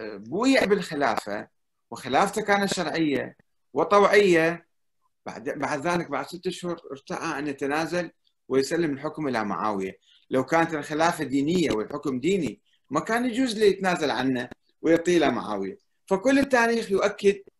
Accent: Iraq; انا كعراقي

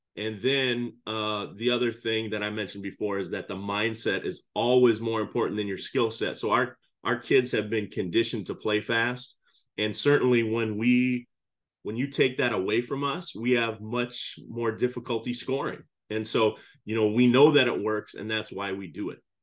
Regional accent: Cedar Falls, Iowa, United States; moved away as an adult; also born or lived in Crystal Lake, Illinois / Chicago, Illinois; now in Illinois, United States; I'm originally from Iowa. I grew up in Cedar Falls, Iowa

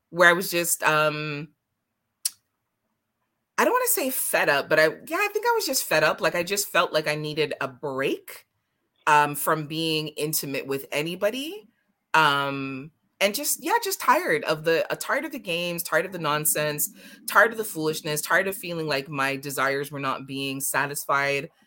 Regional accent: Jamaica; it's a yardie thing because I'm Jamaican.

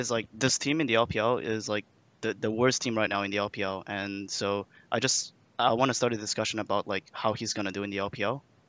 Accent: Montreal, Quebec, Canada; Hello, I'm from Montreal, Quebec. Montreal, Quebec.

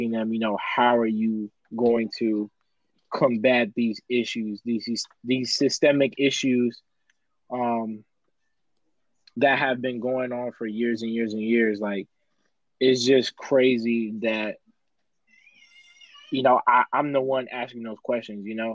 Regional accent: San Bernardino, California, United States; my hometown of San Bernardino

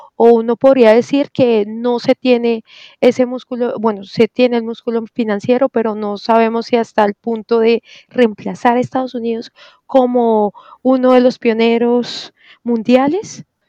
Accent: Colombia

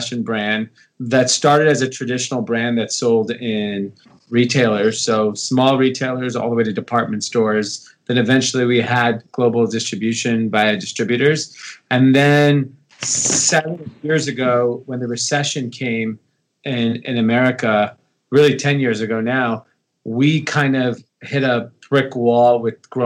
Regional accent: Los Angeles, California, United States; I grew up in Los Angeles, California. Grew up in the suburbs of LA, an area called Granada Hills

